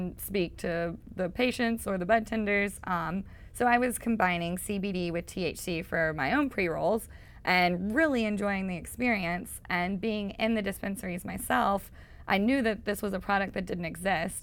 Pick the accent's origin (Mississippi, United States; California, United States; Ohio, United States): Mississippi, United States; accent: Mississippi; moved away; growing up in Mississippi